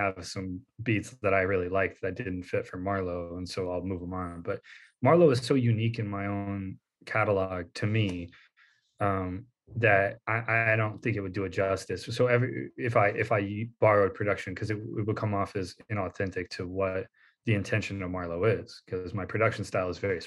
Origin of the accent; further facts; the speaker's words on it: North Carolina, United States; I grew up in North Carolina